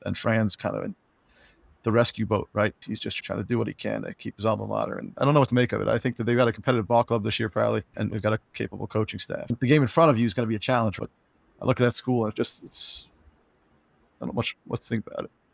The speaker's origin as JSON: {"language": "English", "region": "New Jersey", "country": "United States", "tie": "born or raised there", "said": "growing up in New Jersey"}